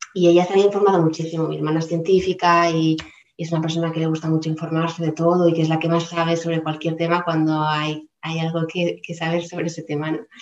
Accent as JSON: {"language": "Spanish", "town": "Palma", "region": "Balearic Islands", "country": "Spain", "moved": "as an adult", "said": "yo soy de Palma de Mallorca, eh, he vivido algunos años en diferentes lugares fuera de la isla"}